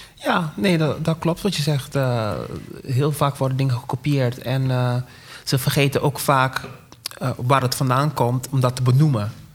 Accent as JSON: {"language": "Dutch", "country": "Curaçao", "said": "ik kom uit Curaçao"}